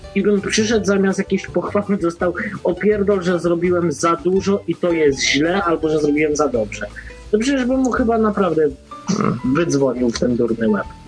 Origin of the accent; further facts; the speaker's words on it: Poland; moved away as an adult; now in Ireland; ja nie po to wyjechałem z Polski